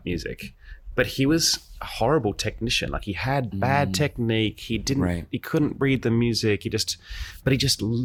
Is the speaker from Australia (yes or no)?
yes; Australia; moved away; I grew up in Australia, obviously, because the accent